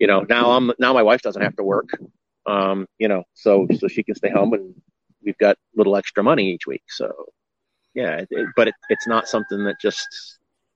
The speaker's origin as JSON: {"language": "English", "region": "Rhode Island", "country": "United States", "moved": "yes", "said": "I'm from Rhode Island originally"}